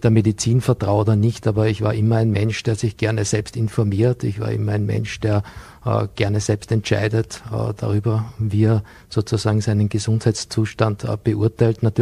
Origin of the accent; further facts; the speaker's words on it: Bregenz, Vorarlberg, Austria; Vor vielen Jahren ging ich hier in Bregenz zur Schule, auch wenn man das an meinem Dialekt nicht mehr hören kann.